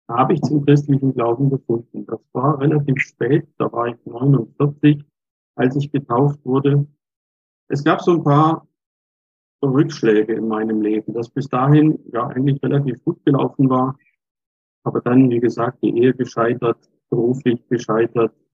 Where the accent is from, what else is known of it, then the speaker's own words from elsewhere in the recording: Altnisbach, Germany; Vier Jahre später das Priesteramt dann in Altnisbach, in meiner Heimatgemeinde.